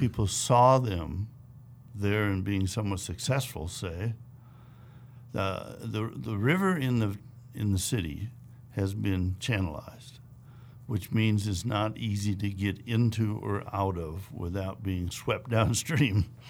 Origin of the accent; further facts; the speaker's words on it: Wisconsin, United States; moved away; I grew up in the Midwest, in Wisconsin